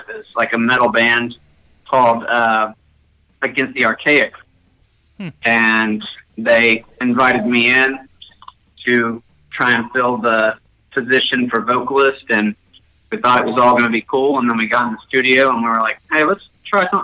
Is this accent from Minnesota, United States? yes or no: no; Atlanta, Georgia, United States; moved away as an adult; now in Austin, United States; I'm actually born and raised in Atlanta, Georgia.